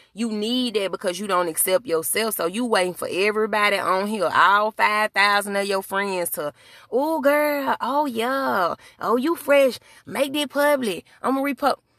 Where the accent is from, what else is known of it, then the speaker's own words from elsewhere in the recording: Birmingham, Alabama, United States; where I'm from, my hometown. Shout out to Birmingham, Alabama